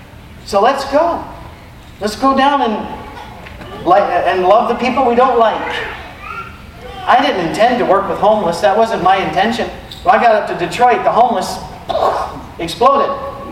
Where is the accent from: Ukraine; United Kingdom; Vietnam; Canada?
United Kingdom; I don't even do that here. I'm British. We don't do that.